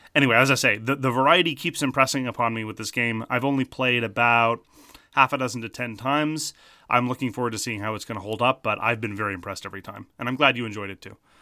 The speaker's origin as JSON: {"language": "English", "country": "Canada", "said": "Speaking as a Canadian"}